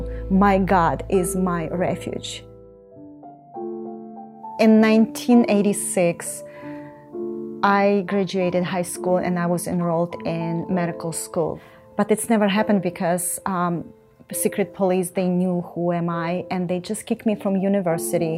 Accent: Ukraine; I was born in Ukraine in 1968

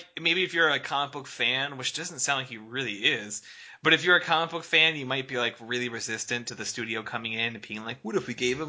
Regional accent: Chicago, Illinois, United States; I'm from the Windy City, everybody!

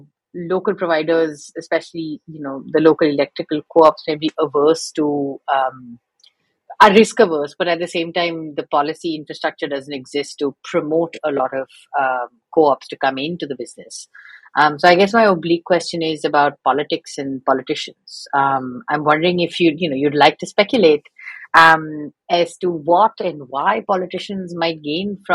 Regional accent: Mumbai, Maharashtra, India; first language English; moved away as an adult; also born or lived in East Coast, United States; now in United States; I grew up in, you know, in a large city like Bombay.

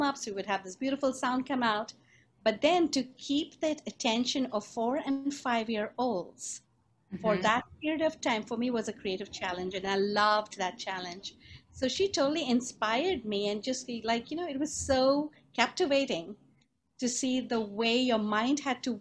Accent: Pune, Maharashtra, India; moved away as an adult; also born or lived in England; now in Chicago, United States; So that's where I grew up actually, in Pune.

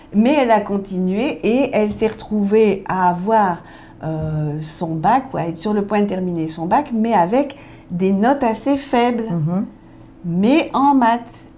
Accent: Belgium; Je suis belge

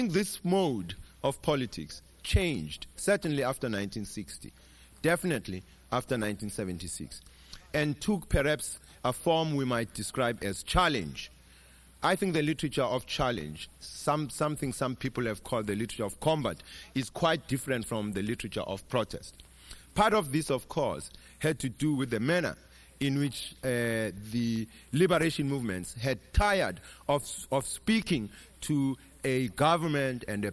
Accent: South Africa; I come from South Africa. I am of the same age as apartheid

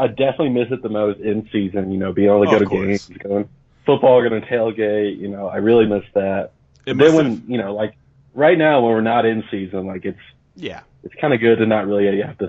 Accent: Louisville, Kentucky, United States; moved away as an adult; now in Denver, United States; You know, I was born and raised in Louisville.

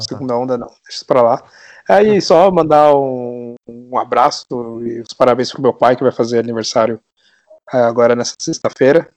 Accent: São Paulo, Brazil; eu sou aqui de São Paulo

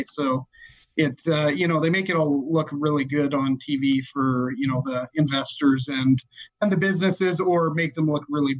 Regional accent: Calgary, Alberta, Canada; we're from Calgary, Alberta, Canada

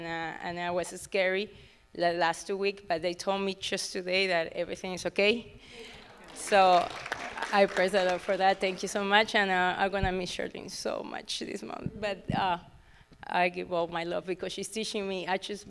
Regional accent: Ecuador; English is a second language; moved away; I apologize for my English. It's not that good. I'm from Ecuador, so I'm been here a lot of years

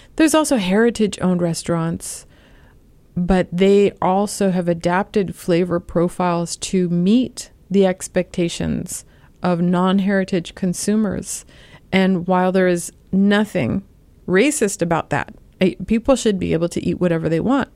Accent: Los Angeles, California, United States; moved away as an adult; also born or lived in New York City / Chicago / Urbana-Champaign, Illinois; now in Ohio, United States; I'm from Los Angeles

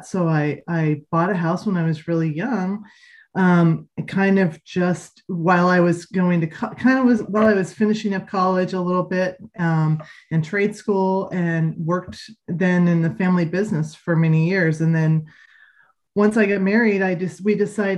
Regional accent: Sebastopol, California, United States; also born or lived in Marin County; I actually was born and raised in Sebastopol

